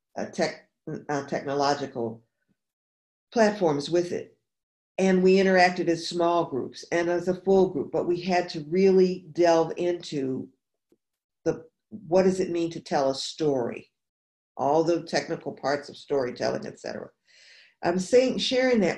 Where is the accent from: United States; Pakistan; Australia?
United States; New York; now in New Orleans, United States; I'm originally from New York State and I live in New Orleans